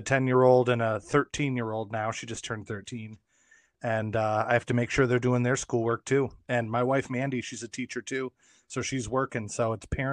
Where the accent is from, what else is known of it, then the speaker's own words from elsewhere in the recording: Newark, New York, United States; I grew up in Newark, Newark, New York.